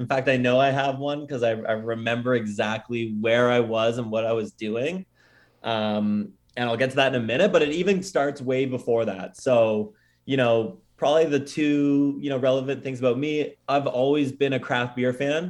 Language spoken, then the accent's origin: English; Oakville, Ontario, Canada; also born or lived in Scotland; my kind of local brew pub in my hometown of Oakville